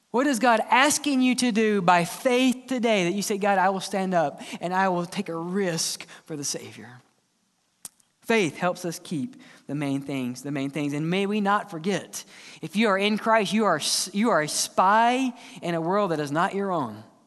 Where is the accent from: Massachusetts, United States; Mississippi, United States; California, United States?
Mississippi, United States; growing up in Mississippi